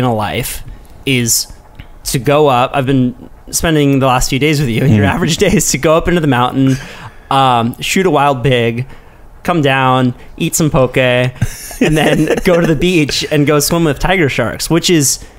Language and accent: English; California, United States; I come from California